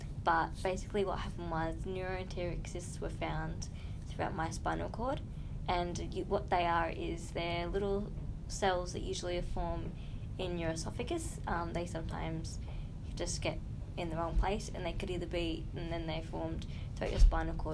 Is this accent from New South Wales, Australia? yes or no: no; Kinglake, Victoria, Australia; growing up in King Lake